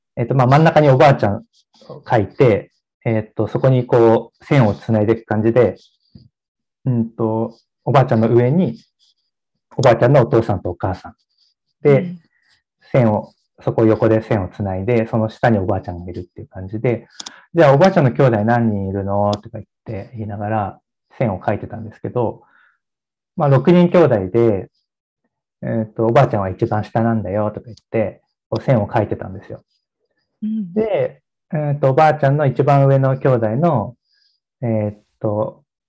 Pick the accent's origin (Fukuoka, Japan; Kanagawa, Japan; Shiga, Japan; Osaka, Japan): Kanagawa, Japan; Odawara; moved away; 僕の実家は神奈川県の小田原市っていうところなんですけ